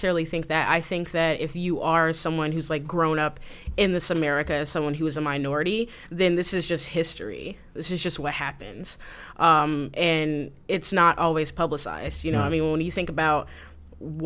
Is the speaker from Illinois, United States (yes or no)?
yes; Chicago, Illinois, United States; I'm from the South Side